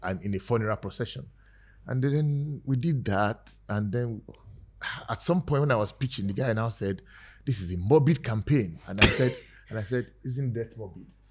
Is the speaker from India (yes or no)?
no; Nigeria; I'm just like another Ni- Nigerian